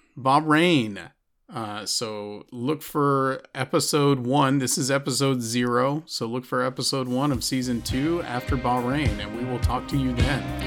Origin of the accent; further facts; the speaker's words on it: Austin, Texas, United States; my hometown, they're gonna be in Austin again